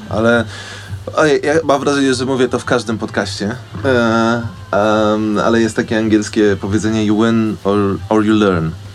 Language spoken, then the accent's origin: Polish; Wołomin, Masovian Voivodeship, Poland; ja jestem z Wołomina pod Warszawą